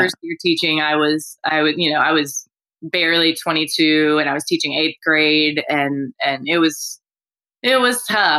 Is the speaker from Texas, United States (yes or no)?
yes; Houston, Texas, United States; Born and raised in Houston.